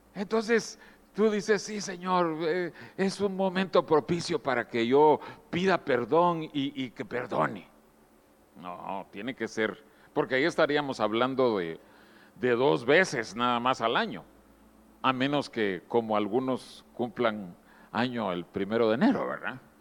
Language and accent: Spanish; Guatemala; moved away; allá en Guatemala, mi país de origen, años antes de que yo naciera